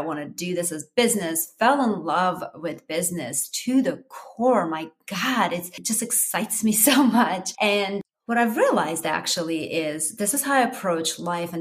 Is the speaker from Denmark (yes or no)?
no; Armenia; English is a second language; moved away as an adult; now in United States; I am Armenian originally, wasn't born and grew up and, you know, finished college and the whole nine yards and came here to United States as an adult